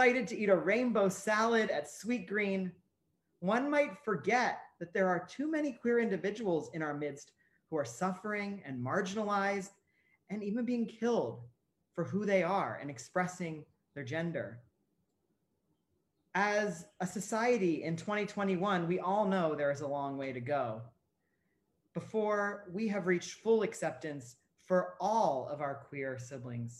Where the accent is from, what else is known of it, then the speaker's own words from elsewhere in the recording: Ohio, United States; where I grew up in Ohio